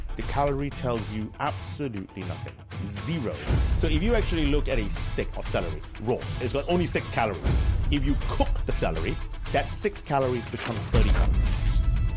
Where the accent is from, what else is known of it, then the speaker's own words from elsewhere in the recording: San Francisco, California, United States; moved away as an adult; now in Cambridge, United Kingdom; I'm from San Francisco. Um, that's where I did my high school.